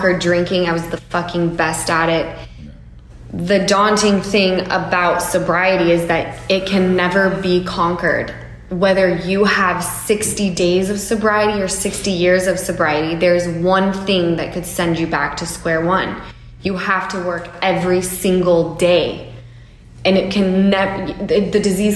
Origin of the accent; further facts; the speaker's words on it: Utah, United States; I come from Utah